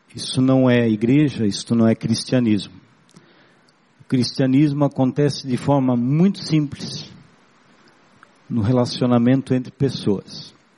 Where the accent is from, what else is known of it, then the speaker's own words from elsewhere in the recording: Blumenau, Santa Catarina, Brazil; first language German; Portuguese is a second language; eu venho do, do interior de Blumenau, um bairrozinho é, colonizado por germânicos, por alemães, e aprendi a falar o alemão quando criança